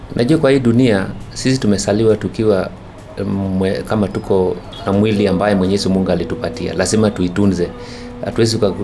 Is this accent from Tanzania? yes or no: no; Kaptalamwa, Elgeyo-Marakwet County, Kenya; Kaptalamwa huko ndio nilipozaliwa milimani juu kabisa Cherangani